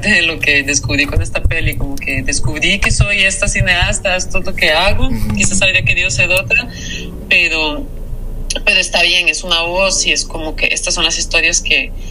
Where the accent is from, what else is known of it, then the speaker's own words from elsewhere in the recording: France; soy francesa también y estudié en Europa y todo.